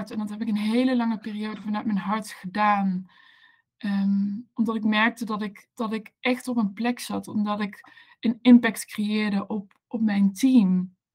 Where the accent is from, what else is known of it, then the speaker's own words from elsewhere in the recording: Maastricht, Limburg, Netherlands; also born or lived in Amsterdam; now in Maastricht, Netherlands; Ik ben een Maastrichtse. Ik kom uit het, het zuidelijke puntje van, van het mooie land, land Nederland.